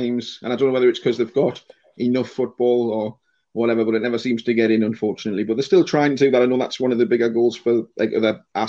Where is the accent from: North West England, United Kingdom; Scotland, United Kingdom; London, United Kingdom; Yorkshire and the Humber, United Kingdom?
North West England, United Kingdom; Accrington; I was brought up kind of in Accrington, which is a little village away away from the ground.